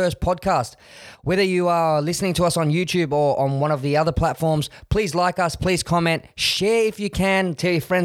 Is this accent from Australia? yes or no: yes; Australia; I think it's exciting being Australian